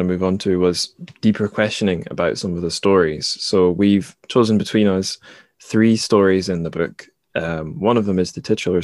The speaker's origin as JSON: {"language": "English", "town": "Dundee", "region": "Scotland", "country": "United Kingdom", "tie": "born or raised there", "moved": "yes", "said": "my home suburb in my hometown of Dundee"}